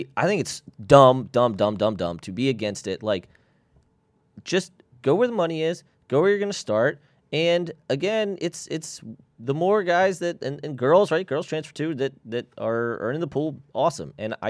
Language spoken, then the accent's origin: English; Maryland, United States; Yeah, Maryland, Maryland's awesome. But if I was born in Pennsylvania, I'd love Pennsylvania too.